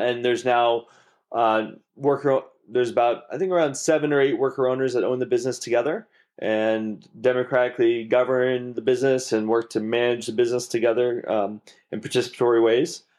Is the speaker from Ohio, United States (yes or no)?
no; Maine, United States; also born or lived in New York City; I grew up in Maine